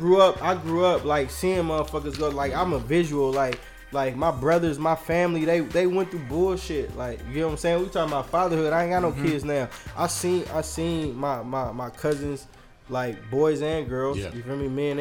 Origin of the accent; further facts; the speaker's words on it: Oakland, California, United States; But I'm really from East Oakland.